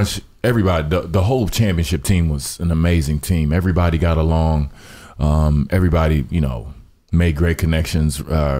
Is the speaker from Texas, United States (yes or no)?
yes; Dallas, Texas, United States; moved away; also born or lived in Miami; I'm from Dallas. I grew up during the glory years